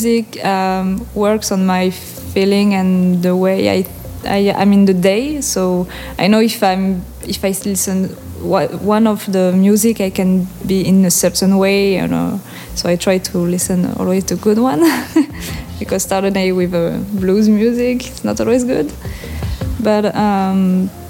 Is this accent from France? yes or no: yes; French Basque Country, Nouvelle-Aquitaine, France; first language French; English is a second language; moved away as an adult; also born or lived in Aruba / Sint Maarten; I'm from Pays Basque, and this is it's a part of France